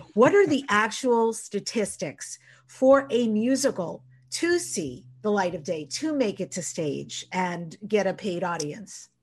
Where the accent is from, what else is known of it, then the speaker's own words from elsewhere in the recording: Long Island, New York, United States; I grew up on Long Island in New York